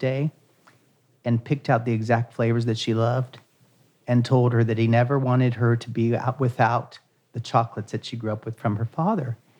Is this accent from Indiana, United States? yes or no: no; Ohio, United States; moved away as an adult; now in New York City, United States; I'm originally from Ohio, a small town in Ohio that I grew up there. And then in 1994, I actually moved here to New York City.